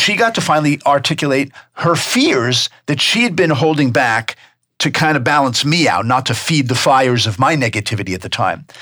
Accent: New York, United States; also born or lived in Tucson; now in North Carolina, United States; I'm from New York

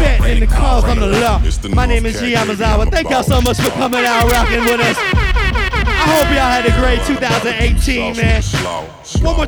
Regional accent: Durham, North Carolina, United States; I was born and raised in Durham, North Carolina

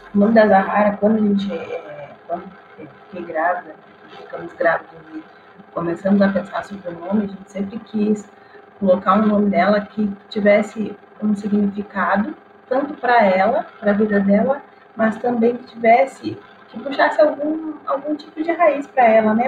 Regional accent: Rio Grande do Sul, Brazil; eu sou gaúcha

